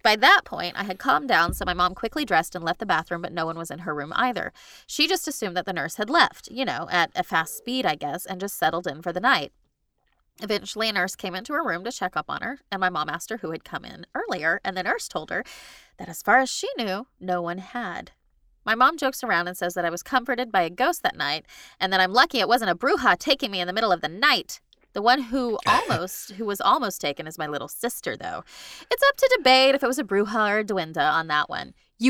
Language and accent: English; Dallas, Texas, United States; born there; So I was born in Parkland. The old one. Second one. The one before the new one that's shaped weird. And everybody in Dallas knows that.